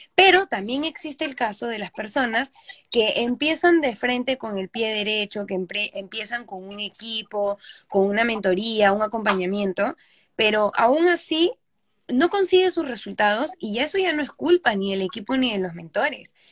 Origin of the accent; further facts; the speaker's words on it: Peru; moved away; vivo fuera de mi país, yo soy de Perú